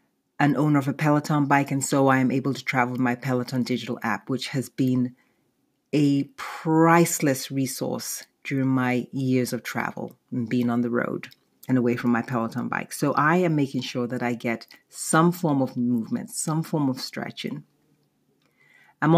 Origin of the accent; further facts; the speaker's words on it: United Kingdom; born there; I'm British born, and most of my family, in fact, the rest of my family lives in London and Nigeria.